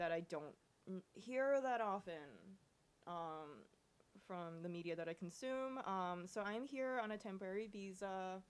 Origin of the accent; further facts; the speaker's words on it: Japan; born there; moved away; I'm from Japan. Born, not necessarily raised, because I was raised all over the world.